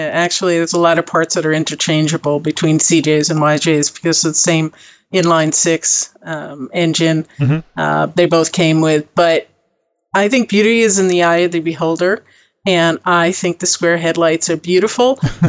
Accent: New York, United States; born there; moved away as an adult; also born or lived in Texas / New Mexico / California; I was born in New York. Traveled a lot. I left with a backpack, literally. When I was 18, traveled around the world.

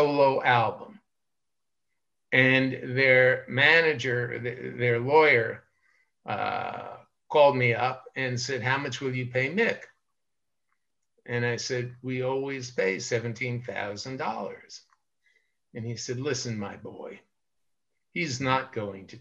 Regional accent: New York City, New York, United States; I'm from Brooklyn, New York, and I started out in a very tough Italian neighborhood, and fighting in the street was something that we did all the time

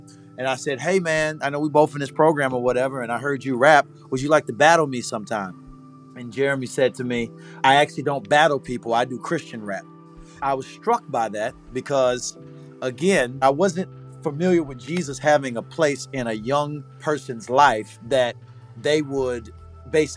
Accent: St. Petersburg, Florida, United States; also born or lived in Southern Illinois; I'm from Southside, St. Petersburg. I was raised partially there. The other half of my childhood I spent in Southern Illinois on an Air Force base

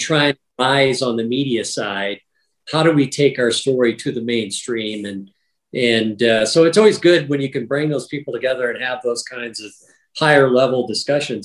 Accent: Wisconsin, United States; when I grew up in Wisconsin, we didn't have turkeys.

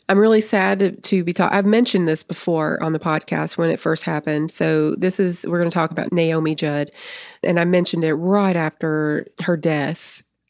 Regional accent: Nashville, Tennessee, United States; because I grew up in the Nashville area.

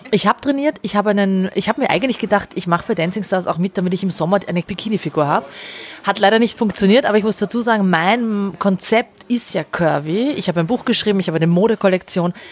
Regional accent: Austria; Also ich hatte drei Gerichtsverhandlungen in Deutschland, da sitzt du als Österreicherin und kämpfst eigentlich nur darum, dass du legal in Österreich leben darfst.

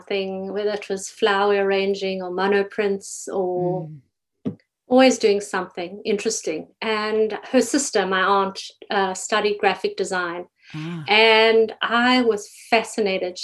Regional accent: South Africa; moved away as an adult; now in Toronto, Canada; growing up in South Africa

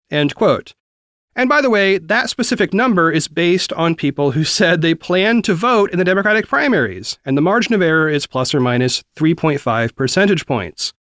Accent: the South, United States; I grew up primarily in the South

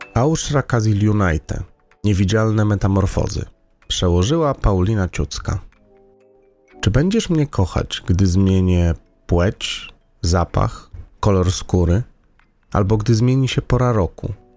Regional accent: Lublin, Lublin Voivodeship, Poland; do mojego rodzinnego miasta

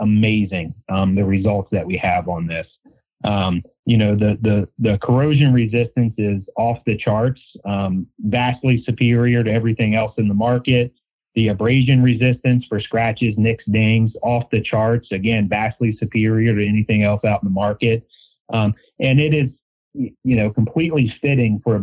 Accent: Maryland, United States; Here in Maryland, born and raised on the Chesapeake Bay and tributaries

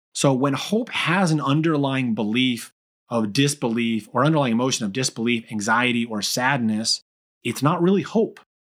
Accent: Brookfield, Connecticut, United States; also born or lived in Argentina / Newtown, Connecticut; I was born in Argentina, I was Hispanic, I, you know, that was, I was reminded of that numerous times growing up in, you know, middle school and high school that I was Spanish, but I was, uh, still predominantly, you know, uh, i-, in a very white community here in Brookfield, Connecticut

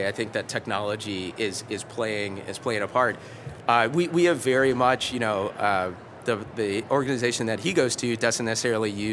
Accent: Kentucky, United States; we're from Kentucky

